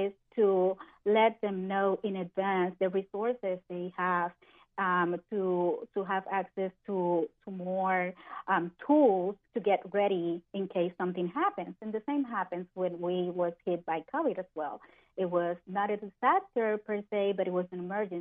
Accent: Puerto Rico; moved away as an adult; now in Orlando, United States; I was born in Puerto Rico, so I'm Puerto Rican. I'm a Hispanic lady, and most of my life I live in Puerto Rico, so I just came here and moved to Orlando just a few years ago

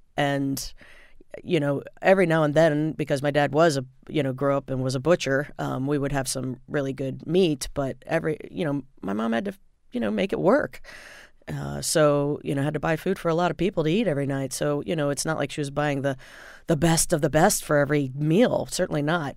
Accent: Indiana, United States; I grew up in Indiana

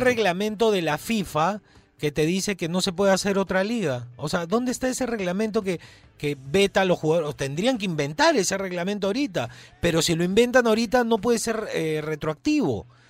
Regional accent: Peru; Yo soy peruano

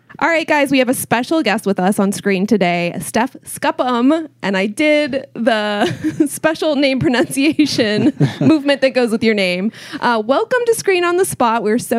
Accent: Wichita, Kansas, United States; I'm from Wichita.

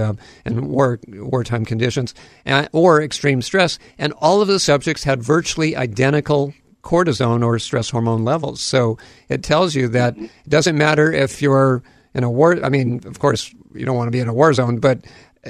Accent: Hawaii, United States; I'm a Hawaiian at heart, that's for sure, having grown up here and spent most of my life in the islands.

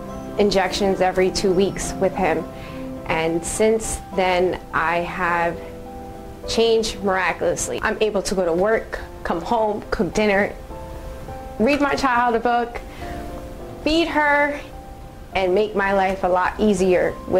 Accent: New Jersey, United States; I'm from New Jersey.

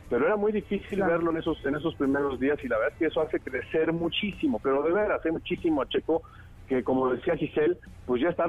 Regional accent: Mexico; a nosotros como mexicanos y como aficionados al automovilismo eso nos llena, ¿no?

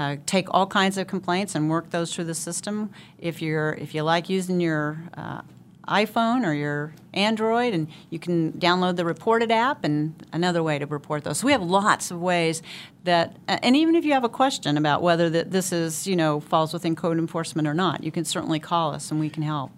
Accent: Wichita, Kansas, United States; I was born and raised here, went to high school here, went away from college for a little while, but did graduate from Wichita State

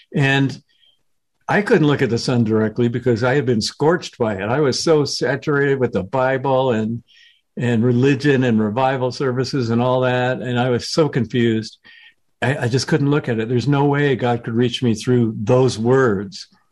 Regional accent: the South, United States; I was growing up in the South right as the civil rights movement was underway

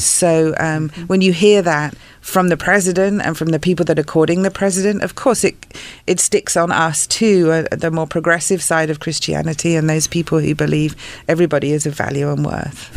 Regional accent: England, United Kingdom; moved away; grew up in England

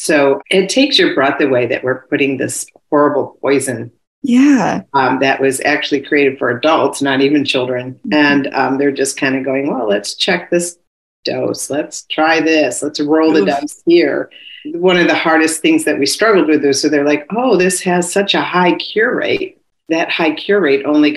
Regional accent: New York, United States; I'm from New York

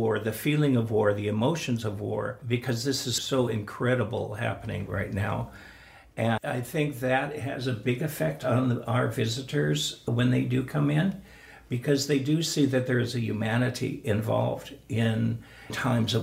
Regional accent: United States; also born or lived in Seattle; as an American, growing up with the American system of identity

